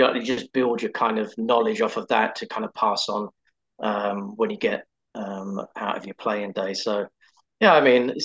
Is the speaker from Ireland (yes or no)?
no; England, United Kingdom; now in Pittsburgh, United States; I'm English